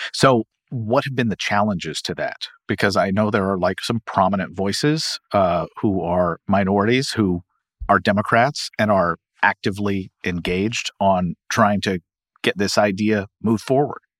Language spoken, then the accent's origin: English; Kentucky, United States; my home state of Kentucky